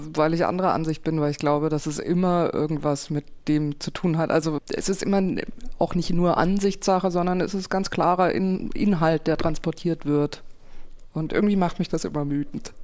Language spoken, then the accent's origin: German; Konstanz, Baden-Württemberg, Germany; moved away; Ich den Dialekt höre von da, wo ich herkomme, aus Konstanz vom Bodensee